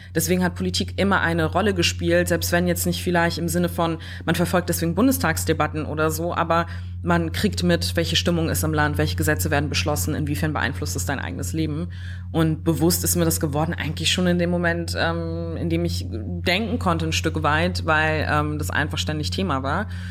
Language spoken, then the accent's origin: German; Neumünster, Schleswig-Holstein, Germany; also born or lived in Kiel; ich komme aus Neumünster